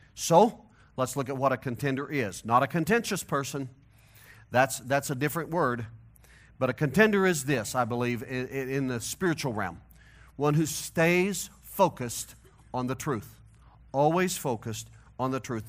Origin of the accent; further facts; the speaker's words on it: St. Louis, Missouri, United States; accent: hillbilly nasal twang; now in Colorado, United States; my hillbilly nasal twang, that I'm from Missouri, originally. I got to Colorado as fast as I could. I moved here in nineteen ninety-four